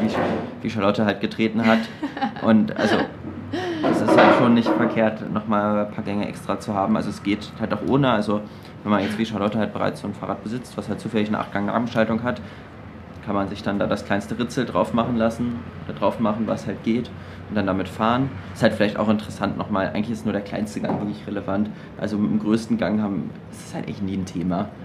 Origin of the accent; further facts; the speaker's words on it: Germany; als Deutscher